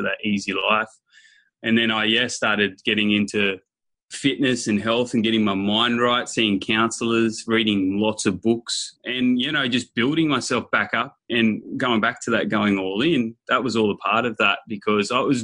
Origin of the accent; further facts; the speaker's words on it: near Nimbin, Northern New South Wales, Australia; So I grew up in Northern New South Wales, which a place near Nimbin